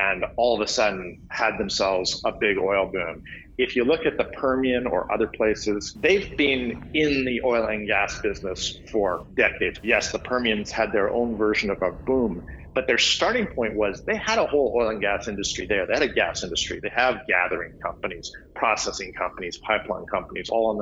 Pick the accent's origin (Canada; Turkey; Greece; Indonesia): Canada; moved away as an adult; also born or lived in Alberta, Canada; now in California, United States; I'm actually Canadian originally